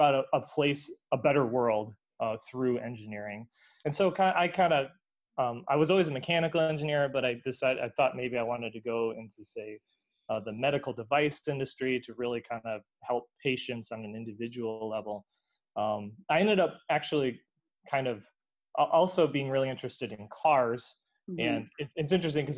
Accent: Rockford, Illinois, United States; I grew up in Rockford, Illinois

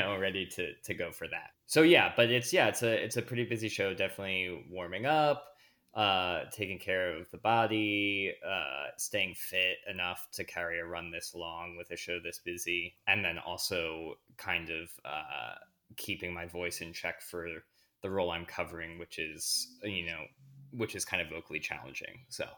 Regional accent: Media, Pennsylvania, United States; I'm originally from Media, Pennsylvania, outside of Philadelphia.

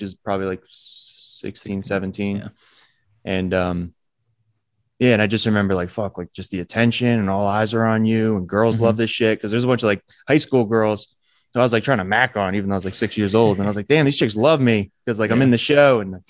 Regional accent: New Jersey, United States; Monmouth County, New Jersey.

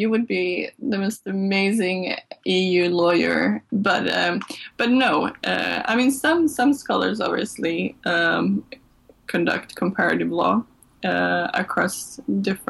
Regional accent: Malmö, Skåne, Sweden; also born or lived in Serbia; I'm of Serbian origin, but I grew up in Sweden, and I left Sweden when I was 19, and then I came back 10 years later to work at Lund University

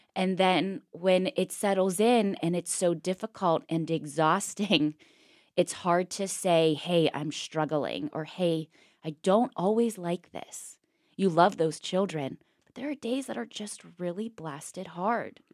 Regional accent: Pittsburgh, Pennsylvania, United States; moved away as an adult; I'm from Pittsburgh

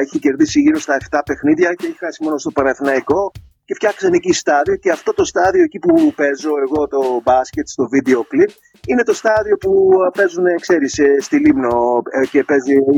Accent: New Jersey, United States; now in Greece; μεγάλωσα στο New Jersey

